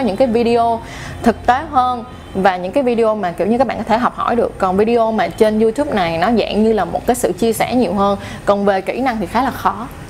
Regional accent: Ho Chi Minh City, Vietnam; mình lớn lên ở Sài Gòn mình sinh ra ở Sài Gòn nói chung là mình đã dành cả một cuộc đời của mình ở Sài Gòn

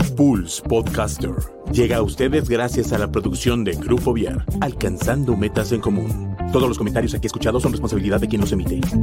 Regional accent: Querétaro, Mexico; nací en Querétaro.

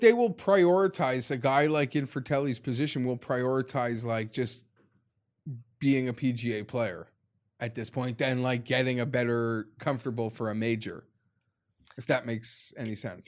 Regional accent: Canada; as a Canadian

